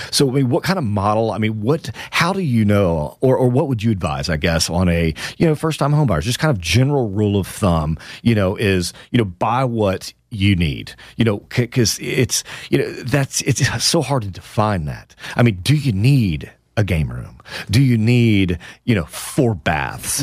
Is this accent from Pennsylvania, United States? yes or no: no; Houston, Texas, United States; now in Austin, United States; That's my hometown, my beloved Houston, Texas